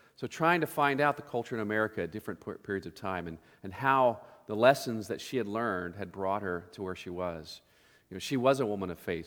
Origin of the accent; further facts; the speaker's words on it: Oklahoma, United States; growing up in Oklahoma, we grew up in Tornado Alley